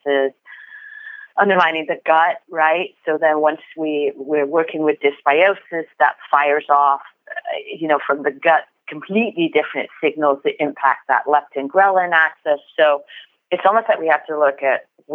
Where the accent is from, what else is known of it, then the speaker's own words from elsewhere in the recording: United Kingdom; also born or lived in France; now in United States; growing up in the UK